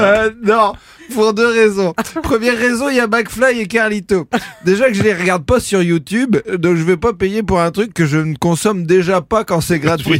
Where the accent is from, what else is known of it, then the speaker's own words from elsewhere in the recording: France; je suis français